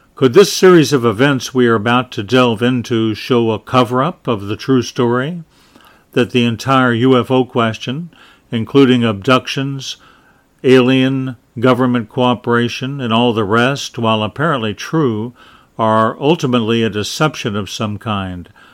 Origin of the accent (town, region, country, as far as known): United States